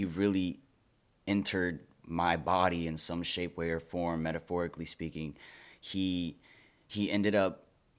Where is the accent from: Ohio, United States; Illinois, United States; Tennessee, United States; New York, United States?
Tennessee, United States; Memphis; as a person growing up in Memphis